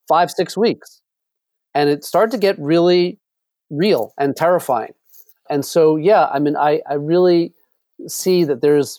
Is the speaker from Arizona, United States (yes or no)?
no; New York City, New York, United States; I grew up in New York City